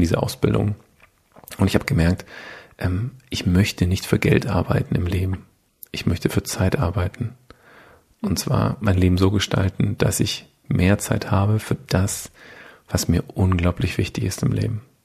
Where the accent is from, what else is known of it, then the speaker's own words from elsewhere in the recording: with Mercedes, Baden-Württemberg, Germany; Bin halt so ein bisschen in der äh, Automobilhochburg äh, aufgewachsen bei Mercedes